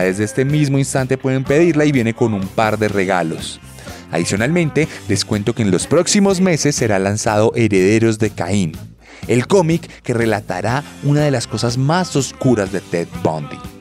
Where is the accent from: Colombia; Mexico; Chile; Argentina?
Colombia; En mi país